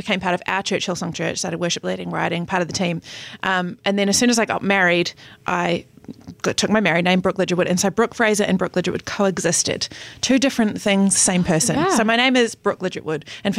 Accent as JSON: {"language": "English", "country": "New Zealand", "tie": "born or raised there", "said": "I was born in New Zealand to two parents, a mother and a father."}